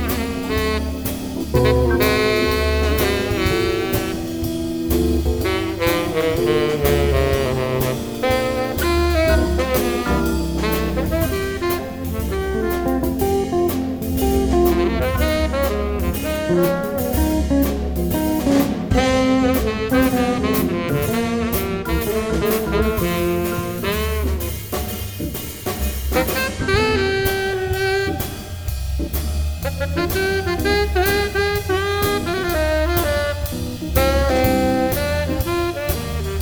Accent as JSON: {"language": "English", "town": "Ogden", "region": "Utah", "country": "United States", "tie": "born or raised there", "said": "when I grew up in Ogden"}